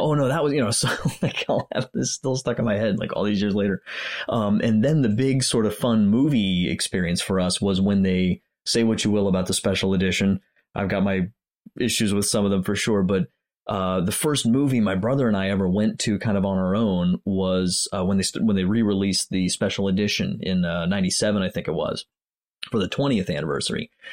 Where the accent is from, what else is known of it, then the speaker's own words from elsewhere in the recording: Pennsylvania, United States; also born or lived in Germany; I live in Pennsylvania now. I grew up in Pennsylvania